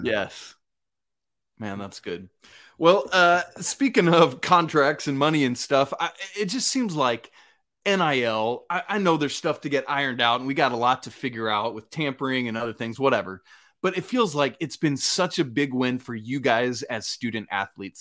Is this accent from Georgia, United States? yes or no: yes; Atlanta, Georgia, United States; I grew up in Atlanta